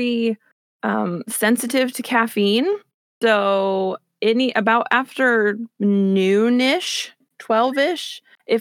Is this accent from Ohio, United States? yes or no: yes; Newark, Ohio, United States; also born or lived in Cleveland area, Ohio; I'm from here. My family lives here, born and raised